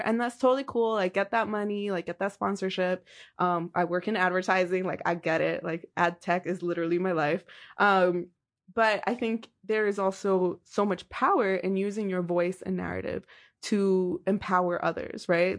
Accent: New York City, New York, United States; born or raised there

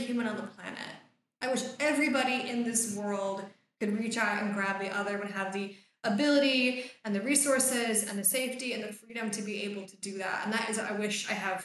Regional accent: United States; moved away; I grew up in the States

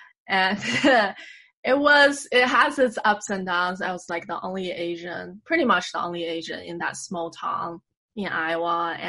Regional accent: Beijing, China; now in New York, United States; we're both Beijinger.

